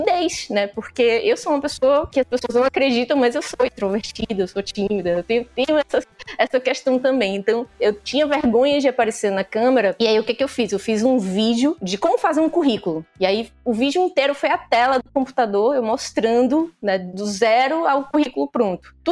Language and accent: Portuguese; Northeast Region, Brazil; accent: nordestina; um dos primeiros comentários que saiu nesse vídeo foi criticando a minha voz e o meu sotaque de nordestina.